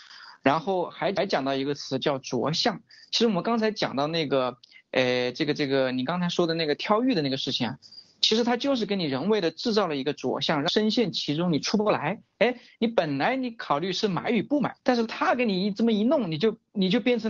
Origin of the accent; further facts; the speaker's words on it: China; 我们中国人